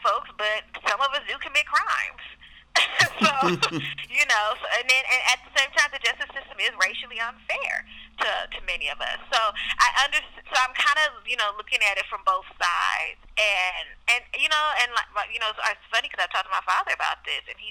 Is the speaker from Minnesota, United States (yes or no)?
no; Oakland, California, United States; I grew up in Oakland